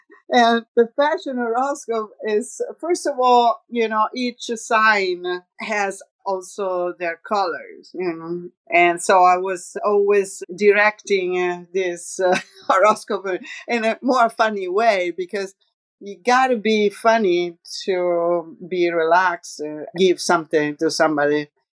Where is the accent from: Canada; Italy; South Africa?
Italy; Rome, Lazio; accent: Roman; English is a second language; We were speaking in English, very similar accent, because my accent is a little bit Roman and she has the same, kind of.